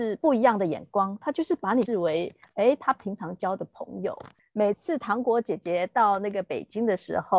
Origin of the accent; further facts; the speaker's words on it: Taiwan; moved away as an adult; also born or lived in Shanghai; 即使我们当时候都还是台胞的身份，